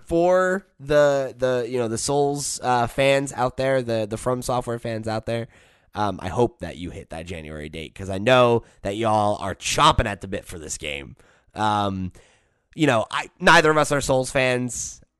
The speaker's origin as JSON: {"language": "English", "country": "United States", "said": "I'm from America"}